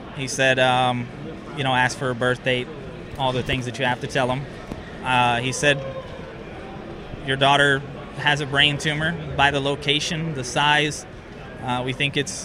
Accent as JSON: {"language": "English", "town": "Farmington", "region": "Missouri", "country": "United States", "said": "We're from Farmington"}